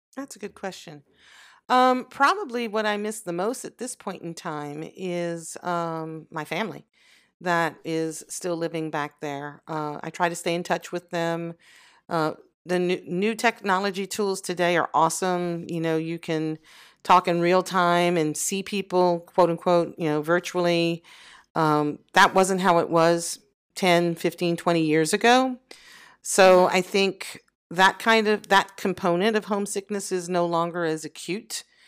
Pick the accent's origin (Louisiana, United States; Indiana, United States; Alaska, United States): Louisiana, United States; Southwest; moved away as an adult; also born or lived in France; I was born in Louisiana. and I grew there up, um, for almost all my early adulthood